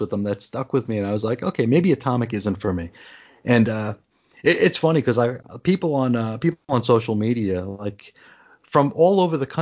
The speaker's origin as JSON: {"language": "English", "region": "New York", "country": "United States", "tie": "born or raised there", "moved": "yes", "lives_now": "Arizona, United States", "said": "I grew up in New York"}